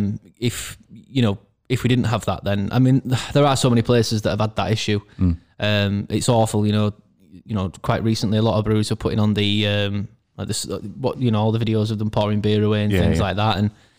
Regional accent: Castleford, Yorkshire and the Humber, United Kingdom; I grew up in Castleford sort of area.

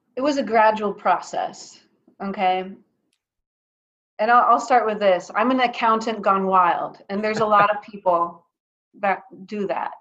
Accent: Athens, Attica, Greece; moved away as an adult; also born or lived in Atlanta, Georgia, United States; now in United States; I I was born in Atlanta in the U.S., but then when I was uh, nine years old, I moved to Athens, Greece, and I lived 13 years there for my formative years

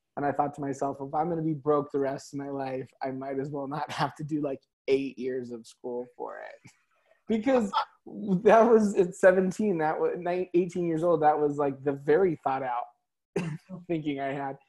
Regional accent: California, United States; The OC was filmed in my hometown. You know what I mean? The OC was filmed like at my high school.

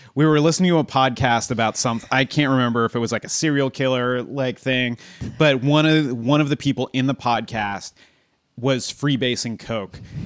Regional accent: Southern California, United States; I'm from SoCal

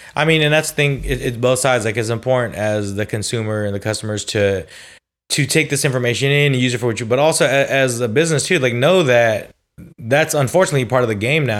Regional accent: California, United States; I'm also from California

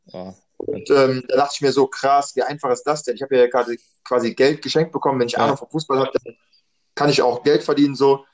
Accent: Düsseldorf, North Rhine-Westphalia, Germany; ich bin in Düsseldorf geboren, dreiundachtzig, ähm, normal Grundschule gemacht, dann Gymnasium

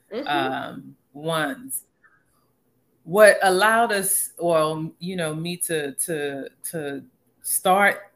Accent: Houston, Texas, United States; I was born and raised in Houston, but I grew up in a Nigerian home

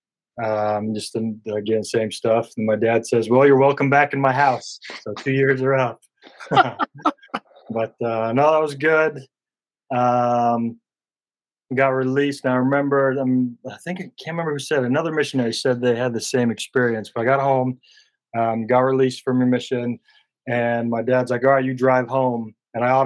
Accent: Huntsville, Utah, United States; accent: country drawl; now in Port Angeles, United States; my hometown in Huntsville

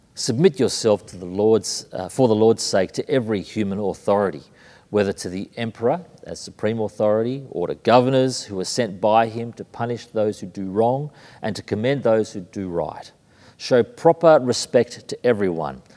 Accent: Sydney, New South Wales, Australia; moved away as an adult; also born or lived in Brisbane, Australia / London, United Kingdom; Born in Brisbane, raised in Sydney, living in London

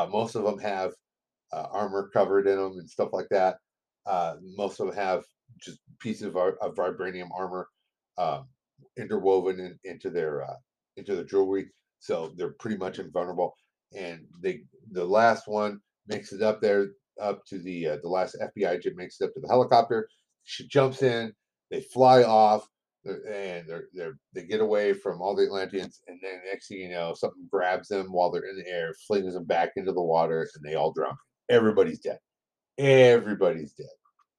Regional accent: United States; accent: American English; first language English; I was raised on English. I was raised on American English.

